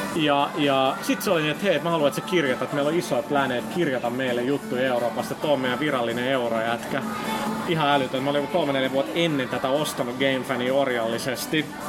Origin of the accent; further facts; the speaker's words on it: Finland; mä oon Suomesta